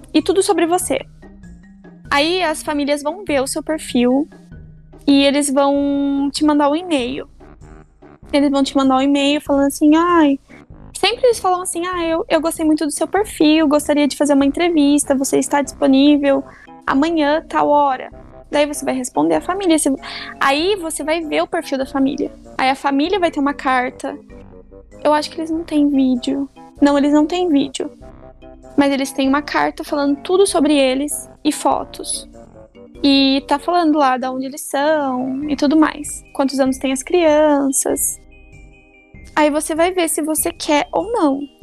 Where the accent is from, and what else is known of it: Brazil; moved away as an adult; now in Arizona, United States